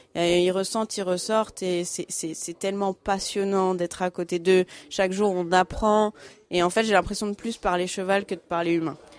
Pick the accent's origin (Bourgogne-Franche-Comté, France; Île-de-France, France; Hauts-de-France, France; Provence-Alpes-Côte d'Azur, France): Île-de-France, France; Fontainebleau; also born or lived in Paris; je suis née à Fontainebleau